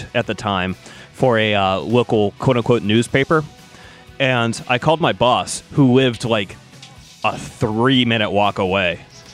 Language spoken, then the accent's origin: English; Saugus, Massachusetts, United States; in my hometown, see the pun there, of Saugus, Massachusetts